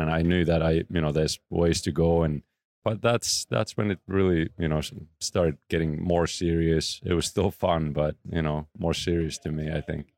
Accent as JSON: {"language": "English", "town": "Oulu", "region": "North Ostrobothnia", "country": "Finland", "tie": "born or raised there", "moved": "yes", "said": "close to my hometown, Oulu. Um, that's where I was born"}